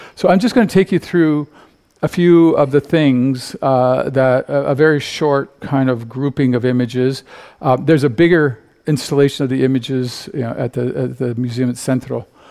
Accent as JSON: {"language": "English", "country": "Canada", "said": "I come from Canada."}